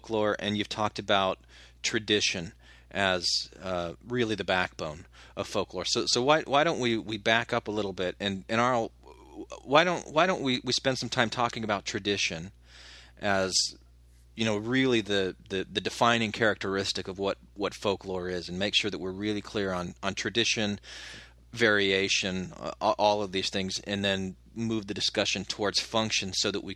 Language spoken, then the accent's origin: English; Phoenix, Arizona, United States; moved away; also born or lived in Utah; I grew up in Arizona